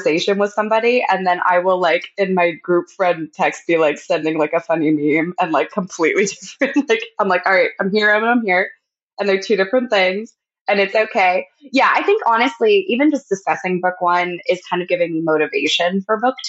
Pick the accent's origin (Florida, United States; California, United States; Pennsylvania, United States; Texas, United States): Pennsylvania, United States; a lot in PA cause that's where I'm from. And I'm based like near Philly.